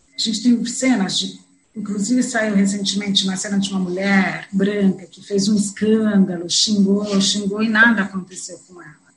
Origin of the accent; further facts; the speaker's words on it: São Paulo, Brazil; Eu sou de São Paulo, São Paulo é um estado